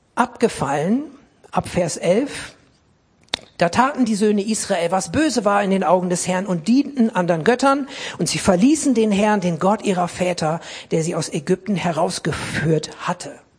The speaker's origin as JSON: {"language": "German", "town": "Essen", "region": "North Rhine-Westphalia", "country": "Germany", "tie": "born or raised there", "said": "ich bin als, als Kind in Essen im Ruhrgebiet in einer großen, lebendigen, guten Baptistengemeinde gewesen"}